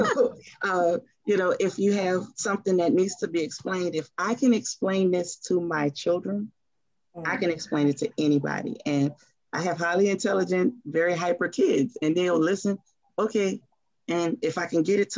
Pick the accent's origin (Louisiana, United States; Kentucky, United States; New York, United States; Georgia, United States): Louisiana, United States; New Orleans; moved away as an adult; now in Atlanta, United States; we are from New Orleans. And we can tell people that we're from New Orleans because we're NOLA girls through and through